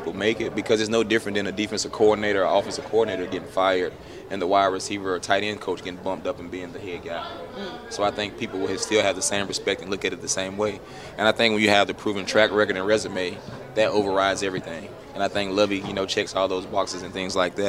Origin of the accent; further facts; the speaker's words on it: South Carolina, United States; we're both from South Carolina under the same agency